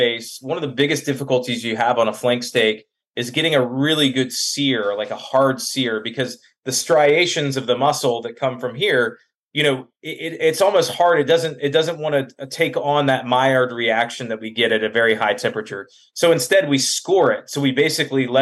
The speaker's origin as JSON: {"language": "English", "town": "Valdosta", "region": "Georgia", "country": "United States", "tie": "born or raised there", "said": "So we come from Lebanese culture. So a lot of French influence in the cooking, a lot of Middle Eastern flavors, but born and raised in Valdosta, Georgia"}